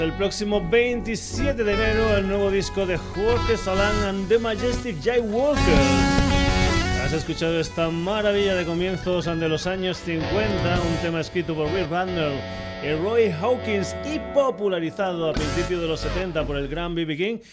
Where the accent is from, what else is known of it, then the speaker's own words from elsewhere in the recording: Extremadura, Spain; mi tierra, por Extremadura